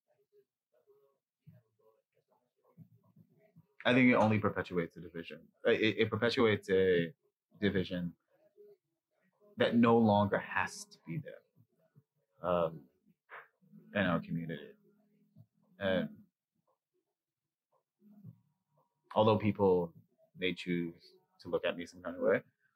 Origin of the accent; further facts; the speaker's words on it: New York City, New York, United States; I grew up in Jamaica, Queens, and Harlem